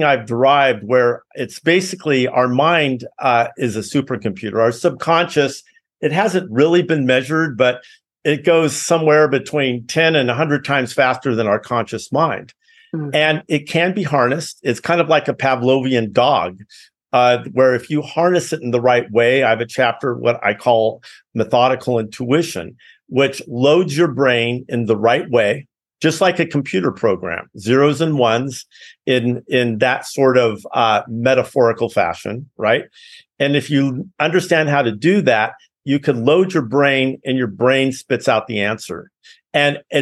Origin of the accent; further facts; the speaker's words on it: Los Altos, California, United States; also born or lived in Cupertino; I grew up in Los Altos, Cupertino